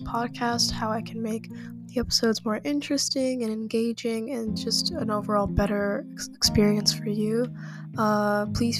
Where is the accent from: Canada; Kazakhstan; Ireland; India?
Kazakhstan; I am from Kazakhstan